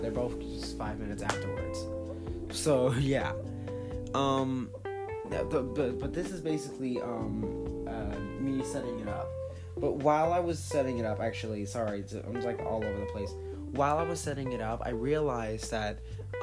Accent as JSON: {"language": "English", "country": "United States", "said": "I am an American"}